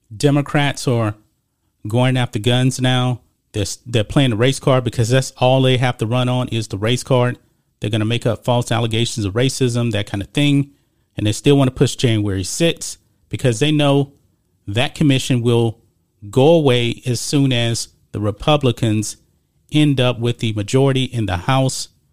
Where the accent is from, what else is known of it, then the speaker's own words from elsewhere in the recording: Texas, United States; I grew up in Texas, so I grew up ar-, around a lot of Mexican Americans